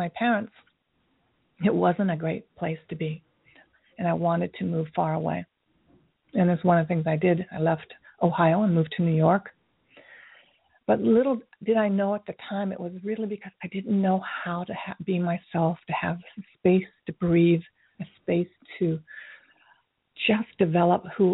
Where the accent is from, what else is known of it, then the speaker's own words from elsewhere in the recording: Tokyo, Japan; moved away; I grew up in Tokyo during the Vietnam War, so in the 60s